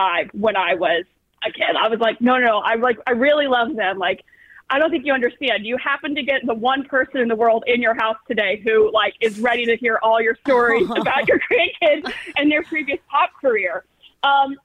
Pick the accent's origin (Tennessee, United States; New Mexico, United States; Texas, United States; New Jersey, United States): Tennessee, United States; Franklin; also born or lived in Nashville, Tennessee; I grew up in Franklin and Brentwood